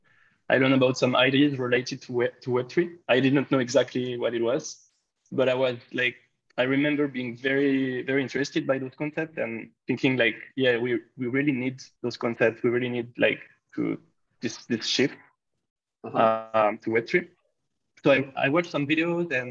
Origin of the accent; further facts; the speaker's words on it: France; I'm from France